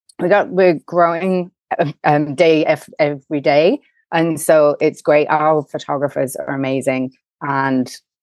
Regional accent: England, United Kingdom; accent: English; moved away as an adult; also born or lived in Chicago, United States; now in New York, United States; I'm English, but I live in America. I'm actually an American with an English accent. My mom's English and my dad's American. Spent every summer over here, and I just came right out of undergraduate school knowing I wanted to be here

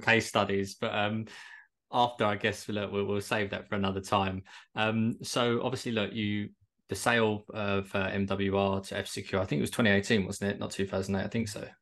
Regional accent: Kent, South East England, United Kingdom; moved away as an adult; now in Bournemouth, United Kingdom; I'm originally from Kent, but I relocated to Bournemouth when COVID hit

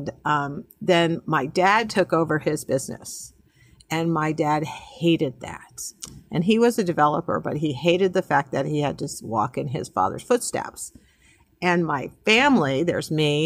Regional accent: New England, United States; moved away as an adult; also born or lived in Dallas; I came from New England, you know, as a Yankee

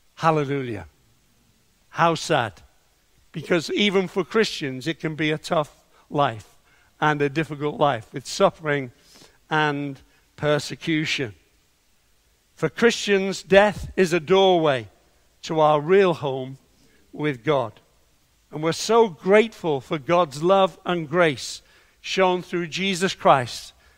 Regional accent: Liverpool, North West England, United Kingdom; I was brought up in Liverpool

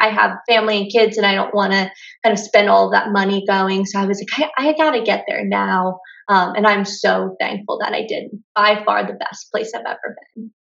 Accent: Lancaster County, Pennsylvania, United States; now in Philadelphia, United States; I grew up in Lancaster County

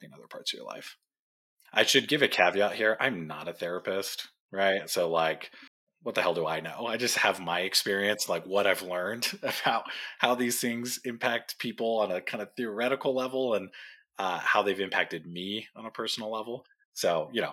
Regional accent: Tijuana, Baja California, Mexico; also born or lived in Orange County, California; My family moved down to Mexico when I was young, just a couple of years old, into Tijuana

